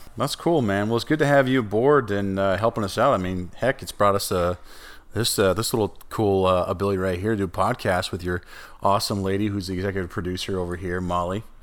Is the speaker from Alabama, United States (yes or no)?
no; northern Minnesota, United States; I grew up in northern Minnesota